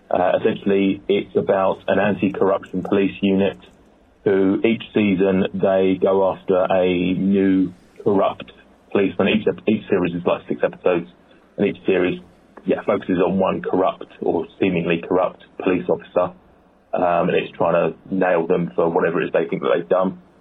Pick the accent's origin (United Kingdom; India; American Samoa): United Kingdom; sorry if I'm too British in this